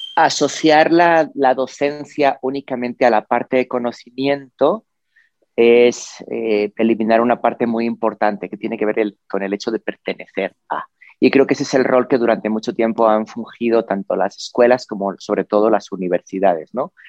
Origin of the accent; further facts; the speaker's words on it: Spain; en la ciudad en la que yo vivía, en la que viví, nací en España